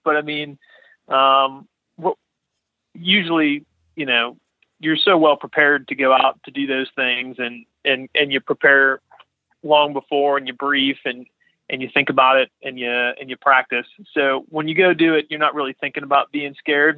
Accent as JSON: {"language": "English", "town": "Latrobe", "region": "Pennsylvania", "country": "United States", "said": "I'm from near Pittsburgh, so a little town called Lake Trib"}